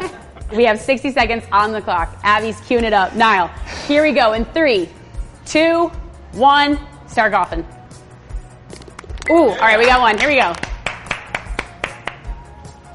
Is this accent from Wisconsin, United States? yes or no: no; Georgia, United States; I'm from Georgia